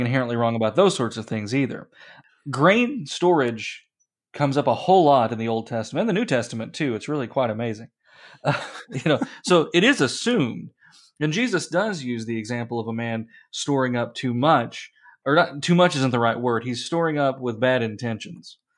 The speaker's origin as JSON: {"language": "English", "region": "Appalachia", "country": "United States", "tie": "born or raised there", "moved": "yes", "lives_now": "central Illinois, United States", "said": "where I grew up in Appalachia"}